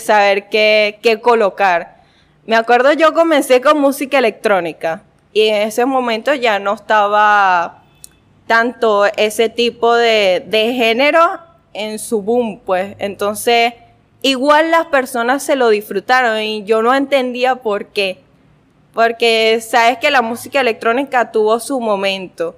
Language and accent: Spanish; Guanare, Portuguesa, Venezuela; yo nací aquí, en Guanare